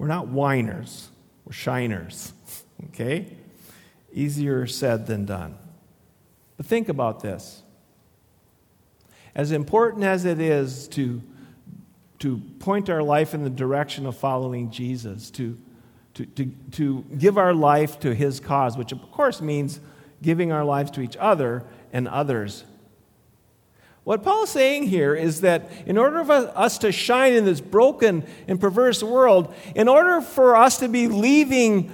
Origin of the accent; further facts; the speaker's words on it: Le Sueur, Minnesota, United States; I grew up in Le Sueur